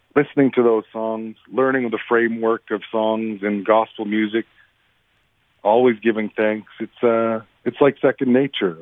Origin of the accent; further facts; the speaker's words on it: Peguis, Manitoba, Canada; when my dad and I would be tasked with singing at wake services and funerals growing up in Peguis.